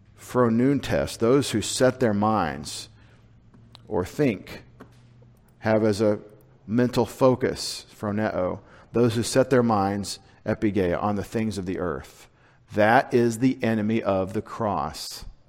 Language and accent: English; United States; connect my historic setting as an American nationally with my faith as a Christian